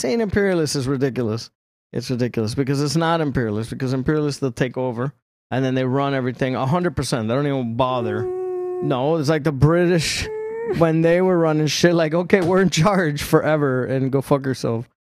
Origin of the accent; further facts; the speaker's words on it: Chicago, Illinois, United States; Yeah, I was born in Chicago.